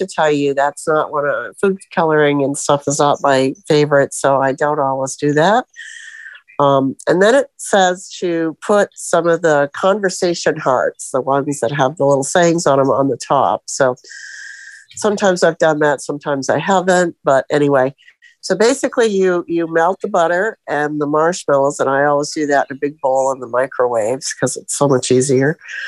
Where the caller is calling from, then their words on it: Sebring, Florida, United States; And I'm from Sebring, Florida, where we feel like it's kind of cold today